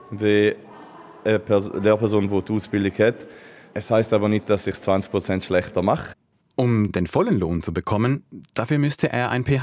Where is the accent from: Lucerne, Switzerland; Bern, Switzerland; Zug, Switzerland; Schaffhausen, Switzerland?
Schaffhausen, Switzerland; ich komme aus Schaffhausen.